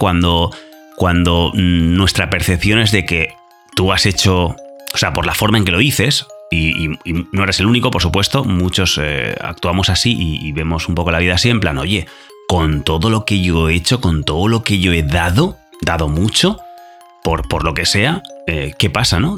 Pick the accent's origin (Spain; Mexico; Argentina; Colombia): Spain; español, yo también